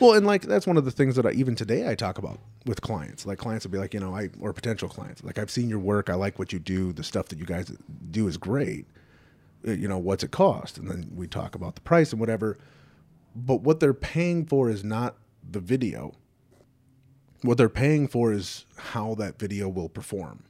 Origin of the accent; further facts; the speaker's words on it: Southern California, United States; moved away as an adult; also born or lived in Detroit area; now in Detroit, United States; I grew up in Southern California